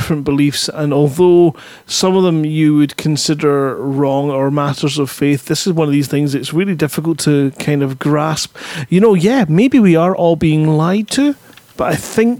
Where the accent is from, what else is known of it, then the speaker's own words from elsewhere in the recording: Scotland, United Kingdom; I'm Scottish.